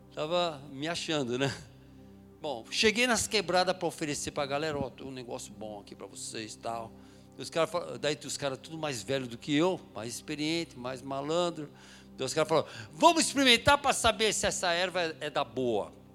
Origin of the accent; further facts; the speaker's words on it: São Paulo, Brazil; eu sou de São Paulo, nasci em São Paulo, na capital de São Paulo, eh, na, Moca, na Zona Leste ali